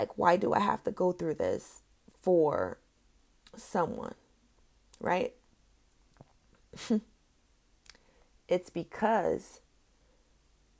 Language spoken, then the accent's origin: English; California, United States; moved away; my home state, California